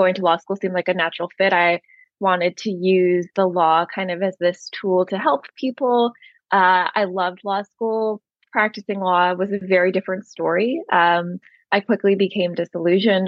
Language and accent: English; Southern California, United States; moved away as an adult; also born or lived in New York City; I grew up in Southern California, but then I spent most of my adulthood on the East Coast of the U.S.